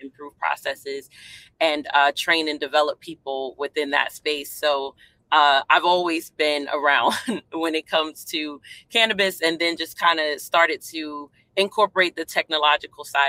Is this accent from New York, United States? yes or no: yes; New York City, New York, United States; also born or lived in Hampton Roads, Virginia; now in Virginia, United States; I'm originally from Brooklyn, New York